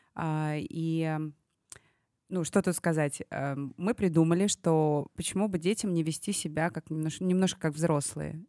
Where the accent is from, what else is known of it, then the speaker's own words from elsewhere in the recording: Tashkent, Uzbekistan; moved away; этот проект в моем родном городе. Я здесь выросла